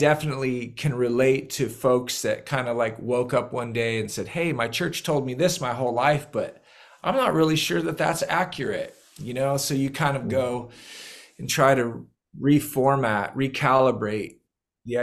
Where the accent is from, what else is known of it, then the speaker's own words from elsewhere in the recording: Northern California, United States; moved away as an adult; now in North Carolina, United States; I'm originally from Northern California, but my wife and I, we moved to the East Coast in the late 90s and landed in North Carolina